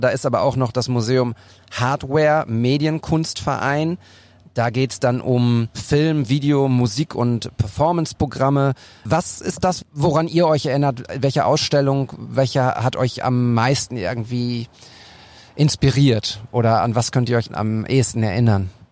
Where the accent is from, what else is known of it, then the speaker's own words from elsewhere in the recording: Bochum, North Rhine-Westphalia, Germany; meiner Heimat Bochum